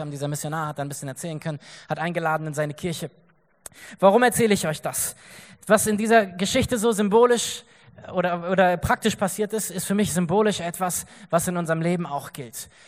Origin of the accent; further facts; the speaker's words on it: Germany; wir haben gesagt, wir kommen einfach als Christen aus Deutschland, wir wollen irgendwas helfen, was können wir tun?